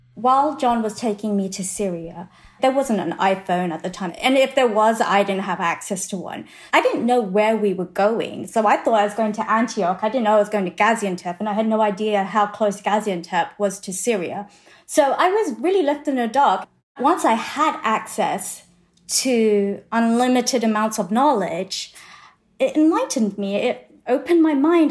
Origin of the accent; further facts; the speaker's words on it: England, United Kingdom; moved away as an adult; now in Texas, United States; I grew up in England